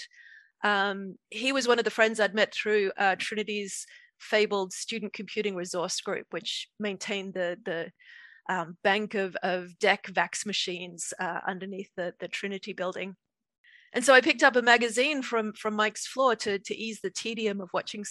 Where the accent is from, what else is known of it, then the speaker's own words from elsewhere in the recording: Australia; moved away as an adult; also born or lived in Dublin, Ireland; I grew up in Australia.